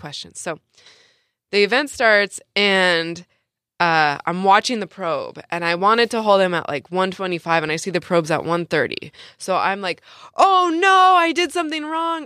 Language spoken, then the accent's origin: English; San Diego, California, United States; I'm born and raised in San Diego